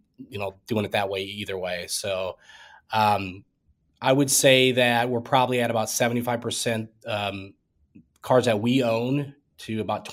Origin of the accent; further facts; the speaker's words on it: Iowa, United States; You know, there's old, like, dirt tracks, you know, every small town in the Midwest